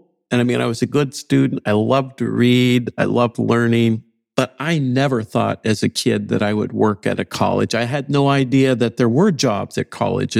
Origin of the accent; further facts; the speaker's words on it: just outside of Fargo, North Dakota, United States; moved away as an adult; now in West Lafayette, United States; I grew up in North Dakota, just outside of Fargo. And it was a great place to grow up. And we go back in summer still.